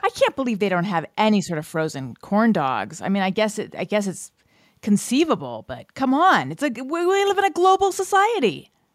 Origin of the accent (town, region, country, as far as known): United States